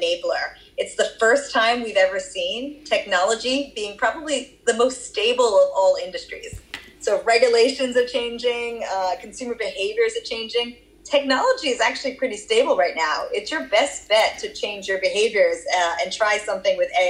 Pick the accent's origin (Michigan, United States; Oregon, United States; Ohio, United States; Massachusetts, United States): Massachusetts, United States; Boston; accent: Boston; moved away; also born or lived in Australia; my Boston accent